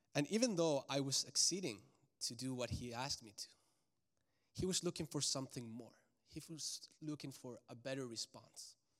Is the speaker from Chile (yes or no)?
yes; Santiago, Santiago Metropolitan Region, Chile; now in Charlotte, United States; I was raised in Santiago de Chile, which is the capital, and it's a huge city, about six million people.